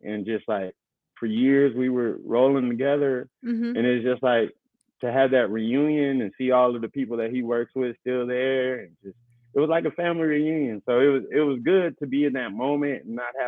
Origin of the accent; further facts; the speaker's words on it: Inglewood, California, United States; I grew up in Inglewood